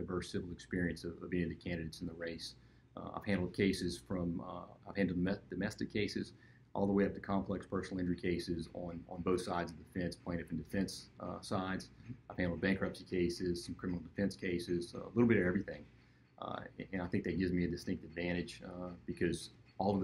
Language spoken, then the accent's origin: English; Lafayette, Louisiana, United States; I was born and raised here in Lafayette